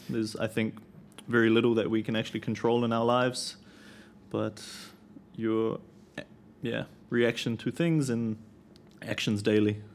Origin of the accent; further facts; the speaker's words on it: Auckland, New Zealand; where I live, I'm from Auckland, and big city